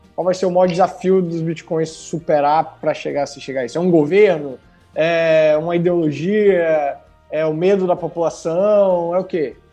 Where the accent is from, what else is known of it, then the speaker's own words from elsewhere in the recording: Bahia, Brazil; moved away; also born or lived in Espírito Santo; Eu sou baiano